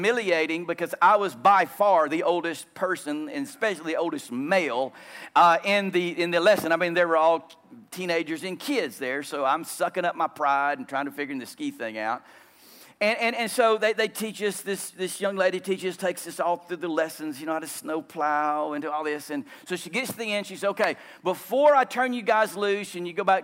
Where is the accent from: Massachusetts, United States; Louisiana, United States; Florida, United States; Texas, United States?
Louisiana, United States; moved away as an adult; also born or lived in Romania; I grew up in Louisiana